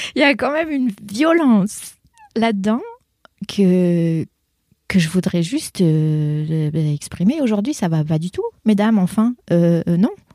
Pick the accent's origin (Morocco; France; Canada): France; born or raised there; first language French; moved away as an adult